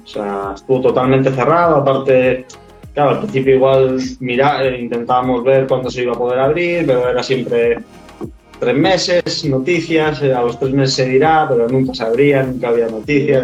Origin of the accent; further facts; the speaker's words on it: Tenerife, Canary Islands, Spain; also born or lived in Australia / New Zealand; soy de Tenerife, de las Islas Canarias, unas islas al sur de España.